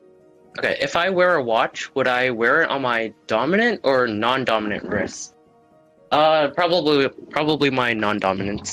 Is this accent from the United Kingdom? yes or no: no; Canada; I'm not as Canadian as I thought it was